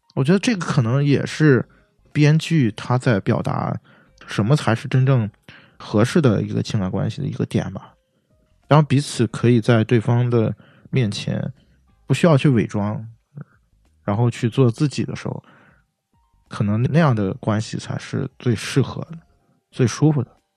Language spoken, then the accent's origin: Chinese; China; 按照我们中国人的话讲